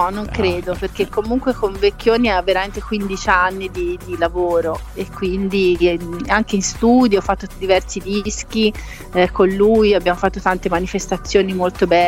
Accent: Lucca, Tuscany, Italy; born there; now in La Spezia, Italy; Io sono alla Spezia, sono nata a Lucca, però ora vivo alla Spezia, comunque sono sul mare.

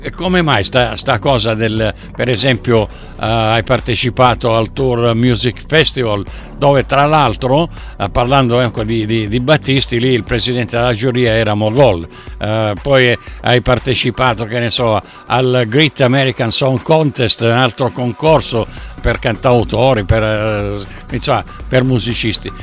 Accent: Sicily, Italy; io dalla Sicilia

